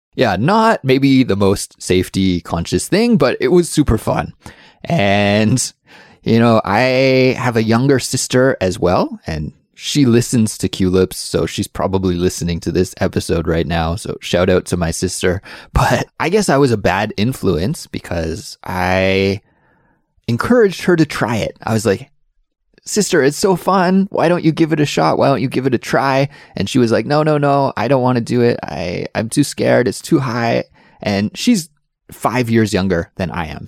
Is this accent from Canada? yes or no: yes; Canada; growing up in Canada